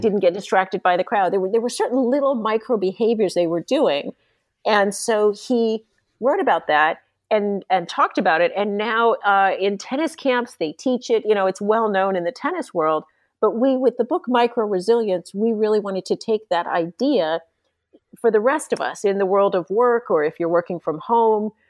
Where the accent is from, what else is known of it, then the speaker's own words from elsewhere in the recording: San Diego, California, United States; I grew up in San Diego, California, and became a ski racer